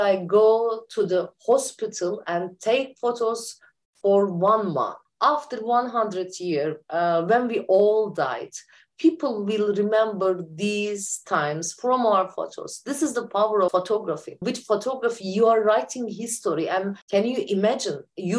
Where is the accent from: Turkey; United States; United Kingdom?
Turkey; I'm from Turkey and living in Ankara, the capital city of Turkey.